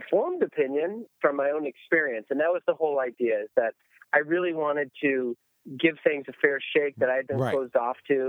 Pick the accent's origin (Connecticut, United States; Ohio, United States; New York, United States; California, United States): New York, United States; Buffalo; moved away; as a kid growing up in Buffalo, New York